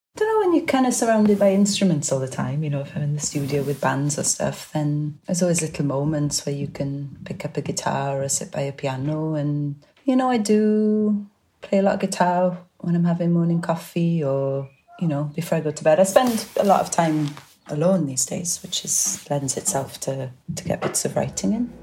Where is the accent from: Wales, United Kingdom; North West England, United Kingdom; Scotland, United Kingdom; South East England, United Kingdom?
Wales, United Kingdom; Welsh; I'm Welsh and it's just down the road from Cardiff